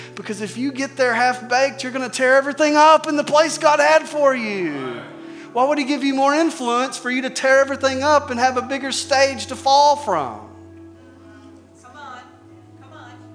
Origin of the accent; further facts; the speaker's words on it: Arkansas, United States; I'm from Arkansas